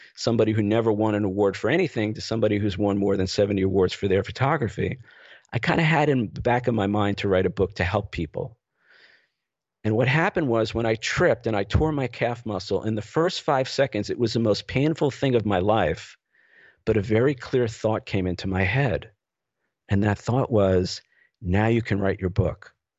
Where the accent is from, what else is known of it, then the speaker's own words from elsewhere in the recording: New York City, New York, United States; moved away as an adult; also born or lived in Los Angeles; I grew up in the New York City area